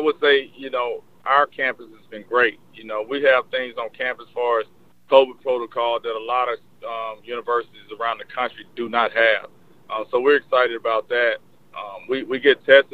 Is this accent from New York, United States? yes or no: no; Jackson, Mississippi, United States; I'm from Jackson, you know, so that's big for my city, the city I grew up